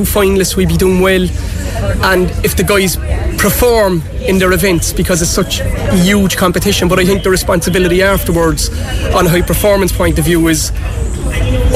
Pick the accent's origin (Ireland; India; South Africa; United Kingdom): Ireland; Cork, Munster; coming from Cork